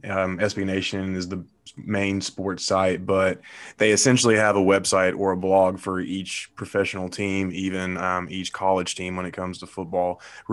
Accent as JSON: {"language": "English", "town": "Nashville", "region": "Tennessee", "country": "United States", "tie": "born or raised there", "said": "growing up in Nashville at the time, the Titans weren't around."}